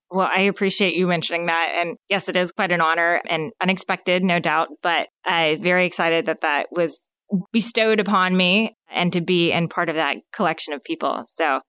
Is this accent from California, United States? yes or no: no; Phoenix, Arizona, United States; moved away as an adult; now in Northwest Arkansas, United States; originally born and raised in Phoenix, Arizona